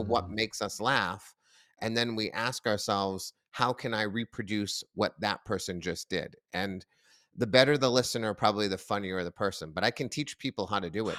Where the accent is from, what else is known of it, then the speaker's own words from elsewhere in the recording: near Boston, Massachusetts, United States; grew up near Boston